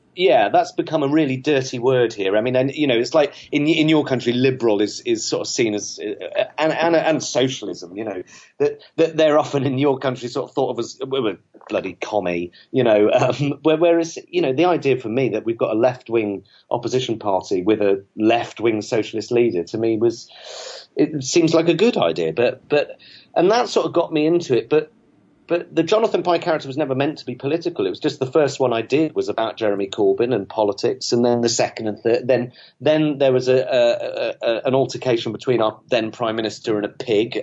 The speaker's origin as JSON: {"language": "English", "region": "South West England", "country": "United Kingdom", "tie": "born or raised there", "also_born_or_lived": "Manchester", "said": "I grew up in the West Country of England."}